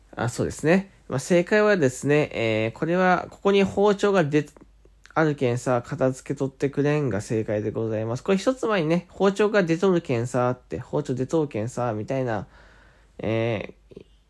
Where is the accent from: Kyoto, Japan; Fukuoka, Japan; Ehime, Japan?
Fukuoka, Japan; accent: Hakata dialect; 方言なかなか博多出身、福岡出身で、方言ってなかなか出ないつもりだったんですけど、染みついちゃって